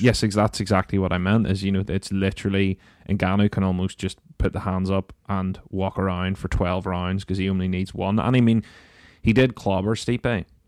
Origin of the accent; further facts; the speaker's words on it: Northern Ireland, United Kingdom; being Northern Irish